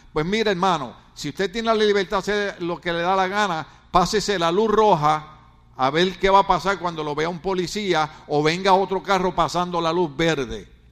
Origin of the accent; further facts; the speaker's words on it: Ponce, Puerto Rico; now in California, United States; yo soy de una de las mejores ciudades de Puerto Rico. Se llama Ponce